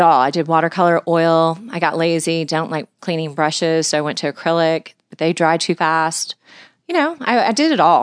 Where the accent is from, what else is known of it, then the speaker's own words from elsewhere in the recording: Houston, Texas, United States; was born and raised in Houston, Texas.